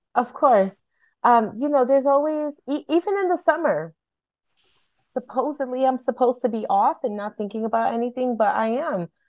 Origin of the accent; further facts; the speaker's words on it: Hartford, Connecticut, United States; I was born and raised in Hartford, and I'm a product of Hartford schools